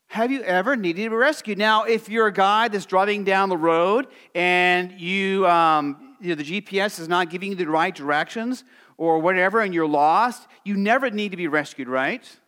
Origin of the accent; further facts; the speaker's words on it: Arizona, United States; growing up in Arizona